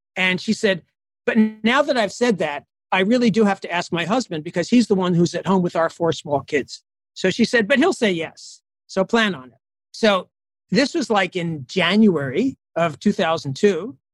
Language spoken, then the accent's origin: English; United States; moved away as an adult; now in Addis Ababa, Ethiopia; I'm an American Jewish doctor